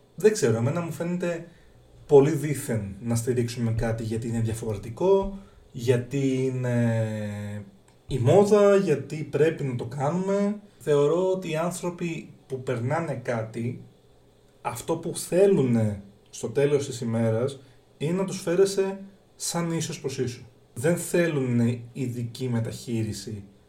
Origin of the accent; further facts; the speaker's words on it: Greece; εμείς σαν Έλληνες